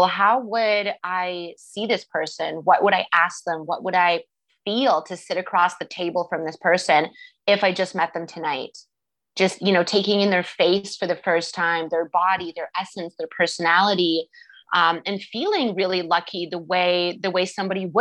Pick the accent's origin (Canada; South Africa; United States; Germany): Canada; moved away; I'm Canadian, so I'm used to the Canadian